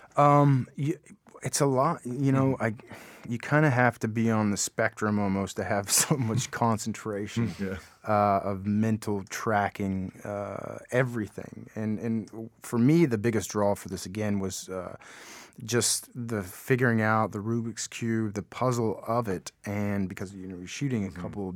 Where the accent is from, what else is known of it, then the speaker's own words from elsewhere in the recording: Appalachia, Kentucky, United States; I grew up in Appalachia